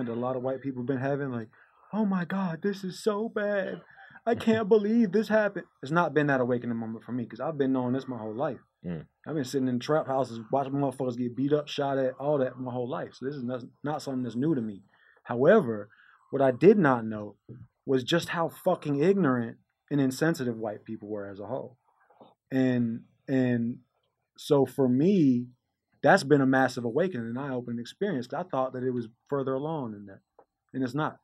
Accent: Atlanta, Georgia, United States; I grew up in Atlanta

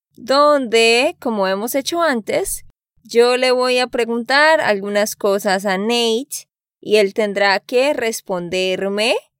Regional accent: Santander, Colombia; de Santander, Colombia

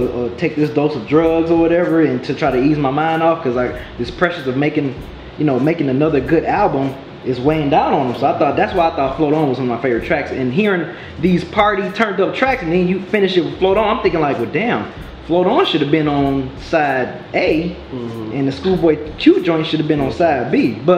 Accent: Detroit, Michigan, United States; I'm from Detroit. This is where I grew up. This is my hardship.

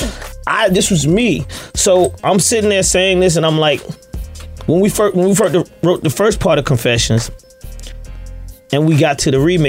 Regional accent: Atlanta, Georgia, United States; I'm from Atlanta

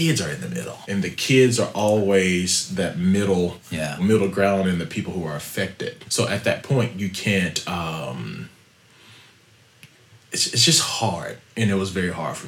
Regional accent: Wrightsville, Arkansas, United States; also born or lived in Little Rock, Arkansas; we grew up in Little Rock, but it's actually a small town called Wrightsville, Arkansas.

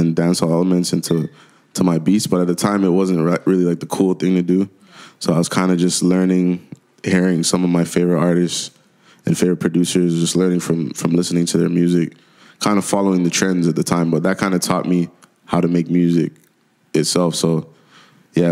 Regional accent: Durham Region, Ontario, Canada; also born or lived in Jamaica / Scarborough, Ontario / Ajax, Ontario; now in Whitby, Canada; Durham region, it's like consists of four little small cities. And that's where I grew up most of my life

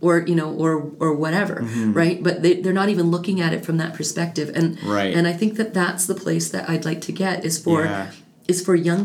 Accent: Calgary, Alberta, Canada; as a child born and raised in Canada, in Calgary, to immigrant parents

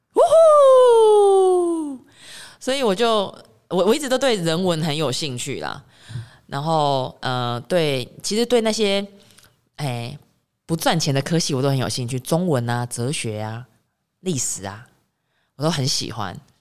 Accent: Taiwan; 我自己来自岛国，来自台湾岛

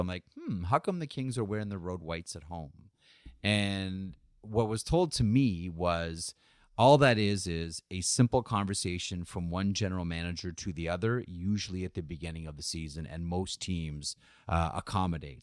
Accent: Guelph, Ontario, Canada; I'm from Guelph

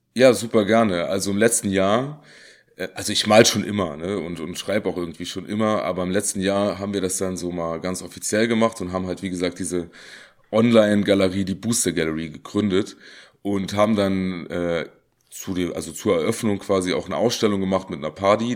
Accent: Saarland, Germany; ich komme aus dem Saarland

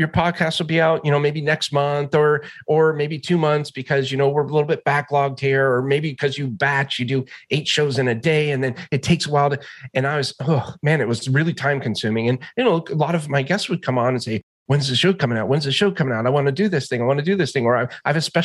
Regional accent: Alaska, United States; I grew up in Alaska.

